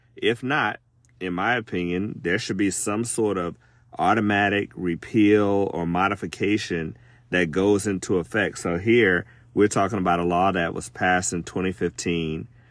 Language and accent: English; Alabama, United States; my home state of Alabama